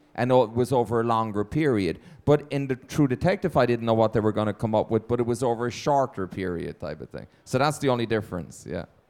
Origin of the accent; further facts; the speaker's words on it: Ireland; moved away as an adult; now in Los Angeles, United States; my home country and my parents